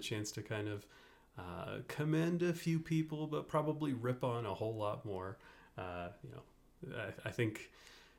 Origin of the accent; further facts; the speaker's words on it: Louisiana, United States; also born or lived in Dallas, Texas; now in Colorado, United States; I grew up in Louisiana